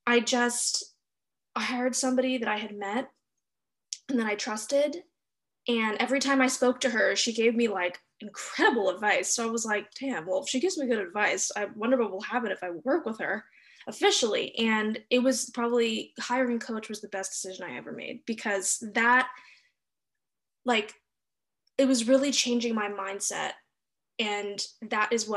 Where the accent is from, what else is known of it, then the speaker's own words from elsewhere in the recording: Los Angeles, California, United States; moved away; I grew up in Los Angeles, California